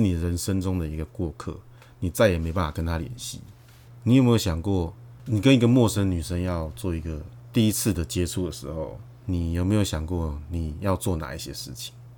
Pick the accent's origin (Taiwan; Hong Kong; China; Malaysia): Taiwan; 我们台湾人